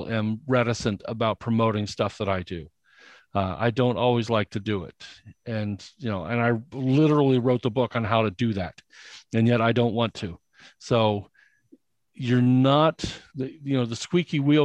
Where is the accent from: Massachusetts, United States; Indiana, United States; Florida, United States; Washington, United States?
Indiana, United States; I grew up in Indiana, and in Indiana, we were taught that talking about yourself is bragging